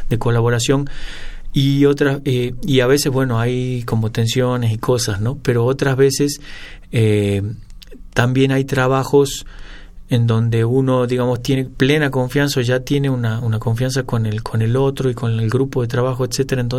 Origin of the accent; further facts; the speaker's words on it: San Miguel de Tucumán, Tucumán, Argentina; yo nací en Tucumán.